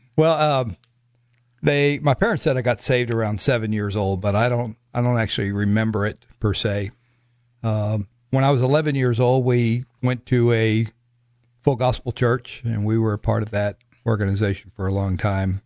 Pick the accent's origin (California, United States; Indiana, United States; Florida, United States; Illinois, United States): Florida, United States; Miami; moved away; also born or lived in Broken Arrow, Oklahoma / Scott City, Kansas; I come from Miami, Florida.